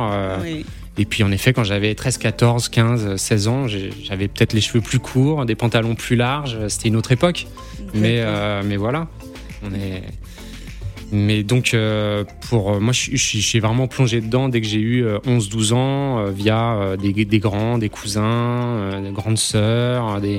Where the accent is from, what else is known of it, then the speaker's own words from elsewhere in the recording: Paris, Île-de-France, France; born there; also born or lived in Auxerre / Dijon; je suis né à Paris, j'ai bougé en province, à Auxerre, à Dijon, etc.